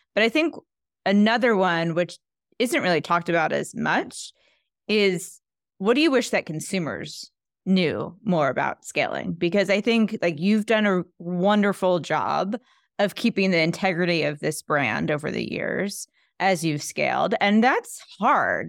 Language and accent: English; New York, United States; as a New Yorker